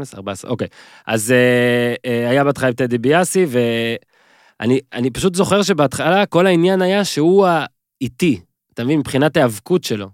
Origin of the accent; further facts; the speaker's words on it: Northern District, Israel; אני מהצפון